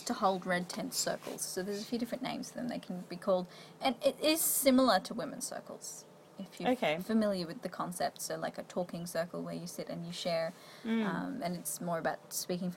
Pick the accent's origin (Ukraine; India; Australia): Australia; Queensland; I grew up in Queensland